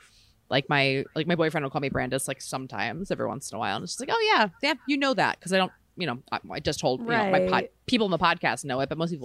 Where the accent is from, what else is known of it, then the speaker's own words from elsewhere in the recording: Maryland, United States; I'm from Maryland, and there was a lot of bonfires like kind of in the, like, the more rural parts of where I grew up